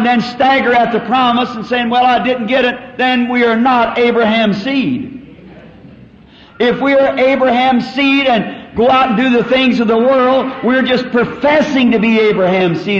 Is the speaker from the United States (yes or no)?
yes; the South, United States; I'm a Southerner.